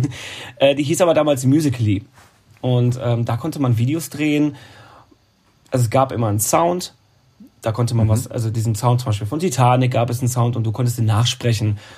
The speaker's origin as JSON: {"language": "German", "area": "Münsterland", "region": "North Rhine-Westphalia", "country": "Germany", "also_born_or_lived": "Baden-Baden, Germany", "moved": "as an adult", "lives_now": "Cologne, Germany", "said": "eigentlich bin ich ja kein Kölner, ich bin ein Münsterländer. Komme von der holländischen Grenze ah, direkt"}